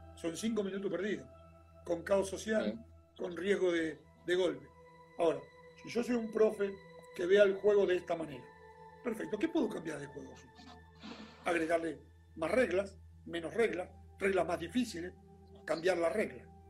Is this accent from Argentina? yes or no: yes; Argentina; en nuestro país es muy particular en un montón de cosas